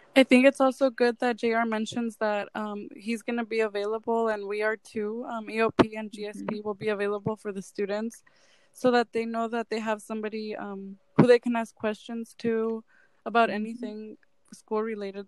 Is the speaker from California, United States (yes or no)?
yes; Bakersfield, California, United States; I grew up on the southwest side of Bakersfield